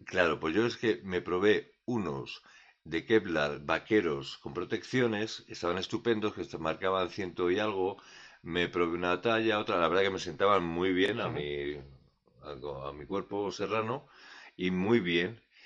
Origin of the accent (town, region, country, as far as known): Community of Madrid, Spain